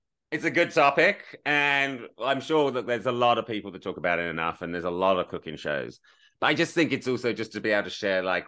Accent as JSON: {"language": "English", "country": "United Kingdom", "moved": "yes", "lives_now": "Los Angeles, United States", "said": "both being British, we are British, but we both live"}